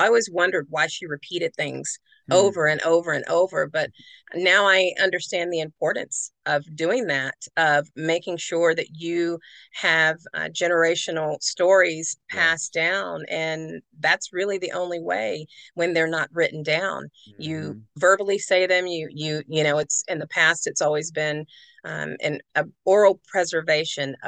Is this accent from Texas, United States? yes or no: yes; Denton, Texas, United States; I grew up in a town called Denton, Texas